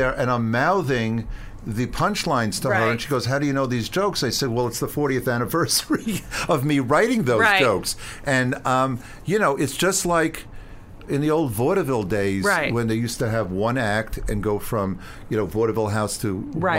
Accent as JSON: {"language": "English", "area": "Long Island", "region": "New York", "country": "United States", "tie": "born or raised there", "said": "When I was growing up on Long Island"}